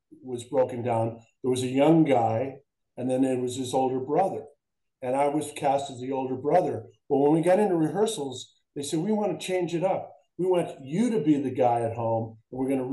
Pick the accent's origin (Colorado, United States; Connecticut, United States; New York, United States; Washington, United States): Connecticut, United States; moved away; also born or lived in Philadelphia; I'm from Connecticut